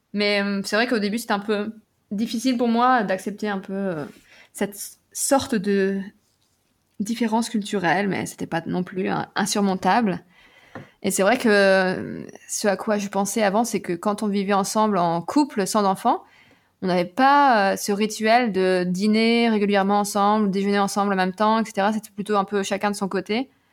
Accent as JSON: {"language": "French", "town": "Nevers", "region": "Bourgogne-Franche-Comté", "country": "France", "tie": "born or raised there", "also_born_or_lived": "England / United States", "moved": "as an adult", "lives_now": "Berlin, Germany", "said": "à Nevers, en Bourgogne, là où j'ai grandi"}